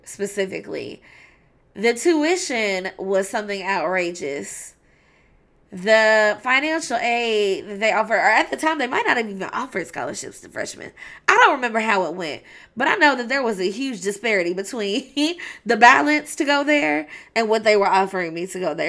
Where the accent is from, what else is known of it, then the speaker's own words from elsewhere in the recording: Louisville, Kentucky, United States; as a high school student growing up in Louisville, Kentucky